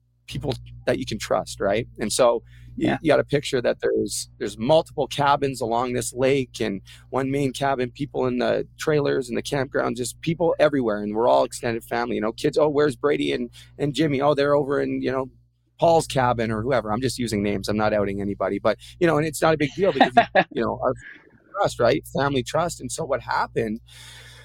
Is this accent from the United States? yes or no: no; Port Coquitlam, British Columbia, Canada; I'm originally from Port Coquitlam, British Columbia, hometown of the greatest Canadian of all time, Terry Fox